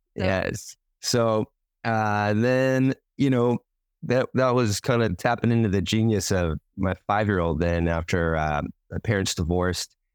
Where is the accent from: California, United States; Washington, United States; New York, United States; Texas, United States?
Washington, United States; now in Hawaii, United States; I grew up in Washington State